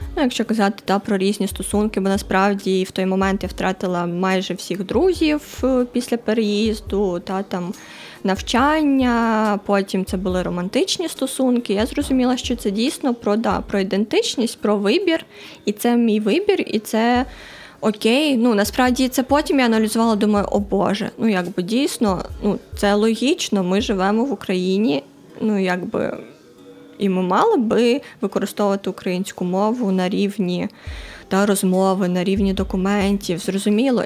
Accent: Donbas, Ukraine; now in Lviv, Ukraine; я сама з Донбасу

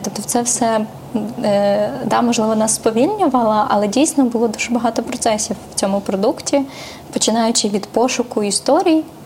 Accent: Mariupol, Donetsk Oblast, Ukraine; now in Kyiv, Ukraine; я з Маріуполя, бо моя сім'я з Маріуполя

